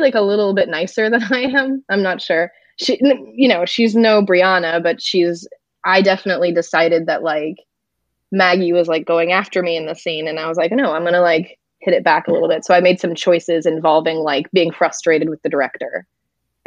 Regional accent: France; moved away; I'm from France

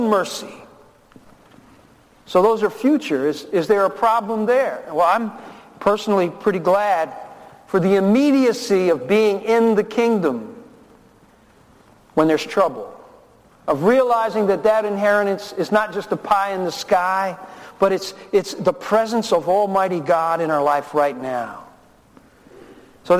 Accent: Newark, New Jersey, United States; also born or lived in Memphis, Tennessee; My father abandoned my family when I was 4 years old and put us on a train from Memphis and sent us up to Newark, New Jersey. I was born in Memphis, and we moved in with my grandparents.

